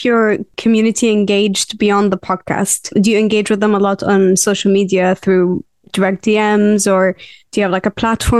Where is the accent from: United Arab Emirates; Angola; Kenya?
United Arab Emirates; Abu Dhabi; accent: mix of Lebanese; English is a second language; also born or lived in Lebanon; now in United Kingdom; my accent is a mix of like Lebanese, and also growing up in Abu Dhabi where there's many different Arabs from different countries, and then also moving to the UK.